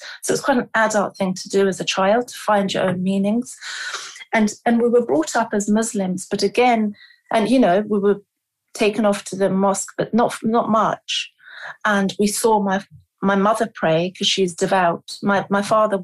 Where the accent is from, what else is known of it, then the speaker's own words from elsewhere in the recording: London, United Kingdom; also born or lived in Lahore, Pakistan; I was born in London, and then I think at about two and a half years of age, my parents